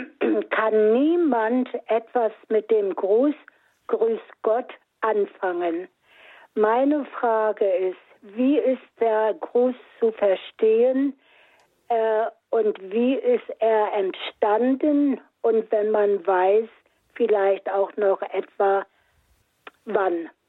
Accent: Northern Germany, Germany; Also ich komme aus Norddeutschland

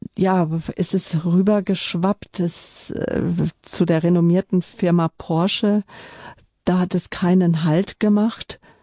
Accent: Northern Germany, Germany; als Norddeutscher

